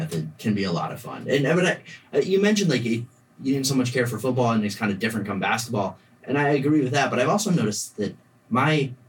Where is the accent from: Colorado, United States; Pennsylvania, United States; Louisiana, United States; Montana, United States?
Colorado, United States; I'm from Colorado.